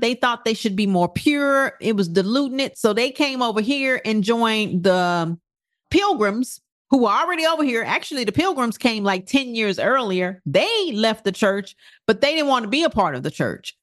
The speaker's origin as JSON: {"language": "English", "country": "United States", "said": "our principles in this country as American"}